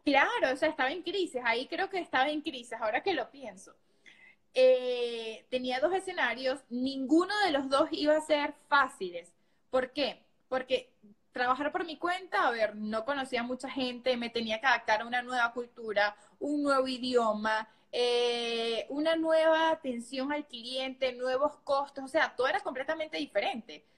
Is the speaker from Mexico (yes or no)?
no; Venezuela; moved away as an adult; yo realmente trabajaba de esta manera en mi país, yo soy de Venezuela